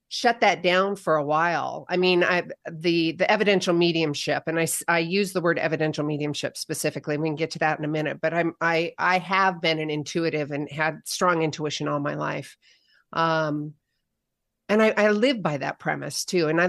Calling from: Bend, Oregon, United States; I am in Bend, Oregon. It's started to snow, so we've got a few inches.

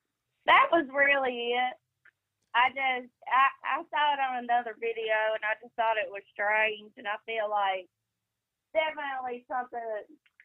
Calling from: Mississippi, United States

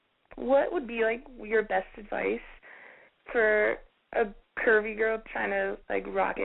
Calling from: Winnipeg, Manitoba, Canada; I'm calling from Canada.

